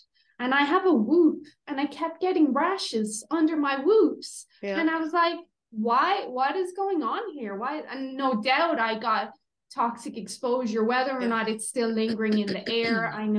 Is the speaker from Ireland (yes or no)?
yes; Ireland; moved away; myself, my husband and my little boy, we're Irish, obviously.